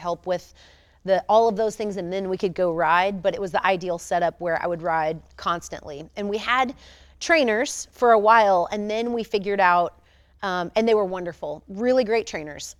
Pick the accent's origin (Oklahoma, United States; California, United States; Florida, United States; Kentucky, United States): Florida, United States; Tampa; I was born in Tampa, Florida.